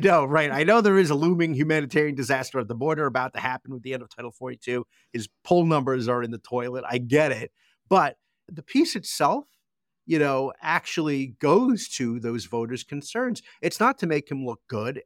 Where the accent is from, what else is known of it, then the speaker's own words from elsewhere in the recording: United States; As an American